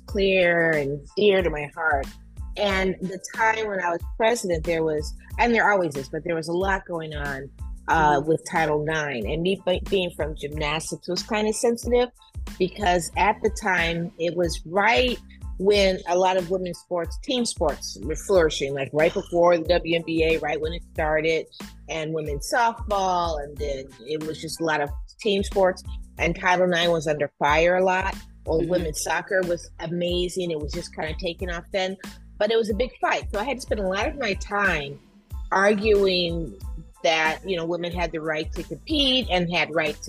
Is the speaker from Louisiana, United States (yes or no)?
no; Detroit, Michigan, United States; I'm also in Detroit, which is my hometown